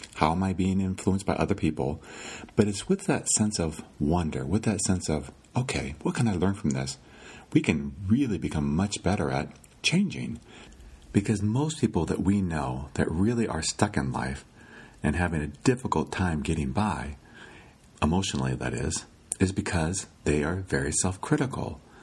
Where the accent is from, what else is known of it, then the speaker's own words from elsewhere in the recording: Iowa, United States; When I was a kid growing up in Iowa, I lived by a lake.